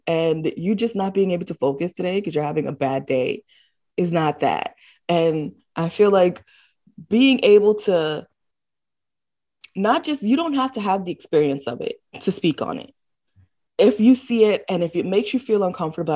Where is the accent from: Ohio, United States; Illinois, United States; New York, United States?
New York, United States; New York City; I was born and raised in the Bronx, New York